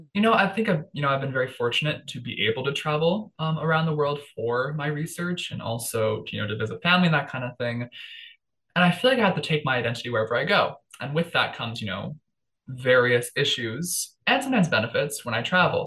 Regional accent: Toronto, Ontario, Canada; I was born in Toronto.

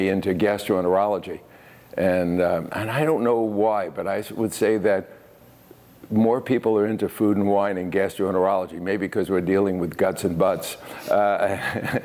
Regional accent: New York City, New York, United States; moved away as an adult; also born or lived in Illinois; now in Medford, United States; I was born and raised in Brooklyn, New York

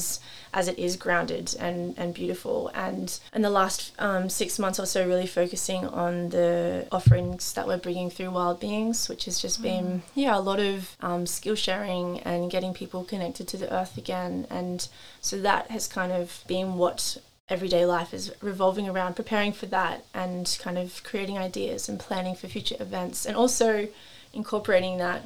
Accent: Central Coast, New South Wales, Australia; moved away as an adult; I grew up obviously on the Central Coast

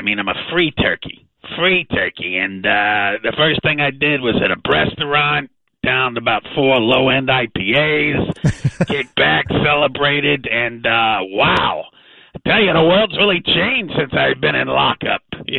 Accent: Bedford, Texas, United States; You can probably tell by my accent. I grew up in Bedford.

